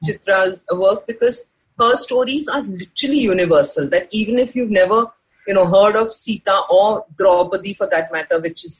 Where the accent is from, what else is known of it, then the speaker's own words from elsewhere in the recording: India; everything that makes you feel good about being an Indian.